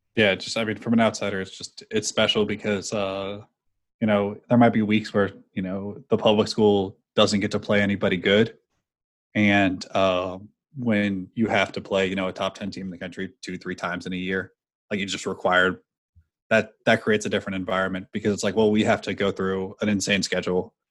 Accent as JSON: {"language": "English", "region": "California", "country": "United States", "tie": "born or raised there", "moved": "yes", "lives_now": "East Coast, United States", "said": "I'm not from the area. I grew up in California"}